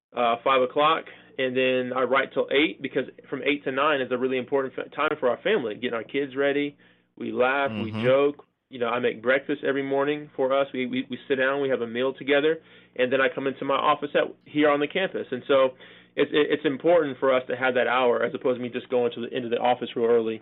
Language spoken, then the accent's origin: English; California, United States; born or raised there; moved away as an adult; also born or lived in Chicago, Illinois; now in Wake Forest, United States